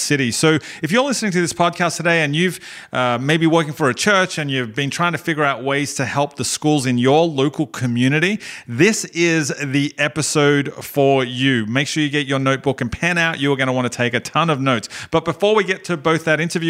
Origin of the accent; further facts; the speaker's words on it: Australia; growing up in Australia, I went to a school that... I mean, schools in Australia are way different